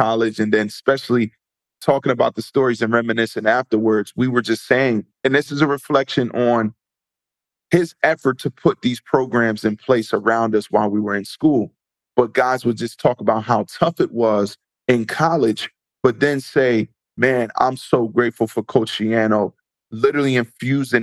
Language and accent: English; Neptune, New Jersey, United States; So I grew up in Neptune, New Jersey